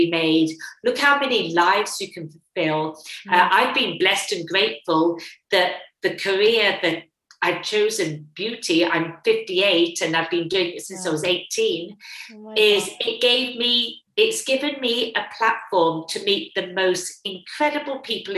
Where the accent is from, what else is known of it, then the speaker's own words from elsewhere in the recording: England, United Kingdom; moved away as an adult; now in Australia; Being English